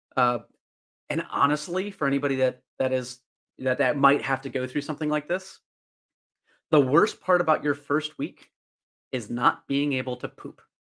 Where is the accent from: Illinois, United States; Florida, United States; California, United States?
Illinois, United States; Northern; my hometown of Northern Illinois.